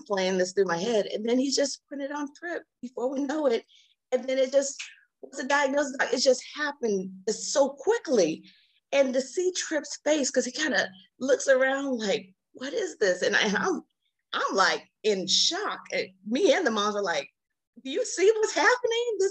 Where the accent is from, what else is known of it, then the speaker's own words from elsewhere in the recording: Alaska, United States; moved away; I'm actually from Alaska. I went home to Alaska